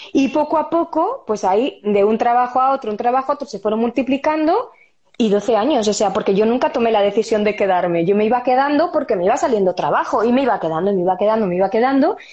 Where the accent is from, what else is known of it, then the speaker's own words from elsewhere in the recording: Spain; moved away as an adult; also born or lived in London, United Kingdom; Yo soy española, española.